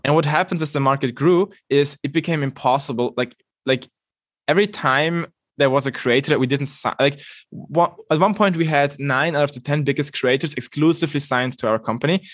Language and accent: English; Switzerland; I'm coming from Switzerland, arguably one of the least dysfunctional democracies ever